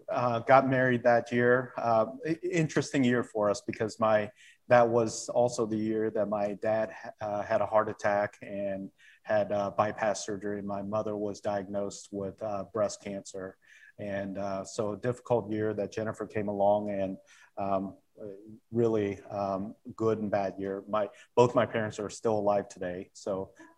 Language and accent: English; Indiana, United States; also born or lived in South Korea; growing up in Indiana